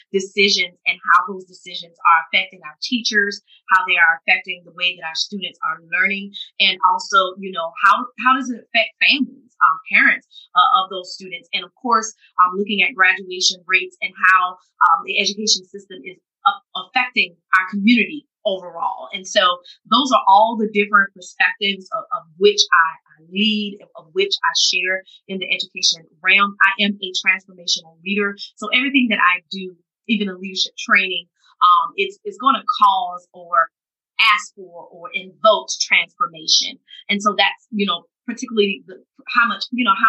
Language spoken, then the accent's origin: English; Norway, South Carolina, United States; I'm from Norway, South Carolina, in Orangeburg County, in South Carolina. It's a very small town